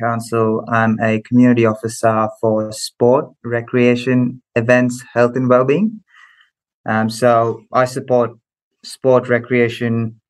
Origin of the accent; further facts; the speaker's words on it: Melbourne, Victoria, Australia; also born or lived in Muscat, Oman / India; So having said I'm from Melbourne, but I was born in the Middle East, in Oman, in Muscat.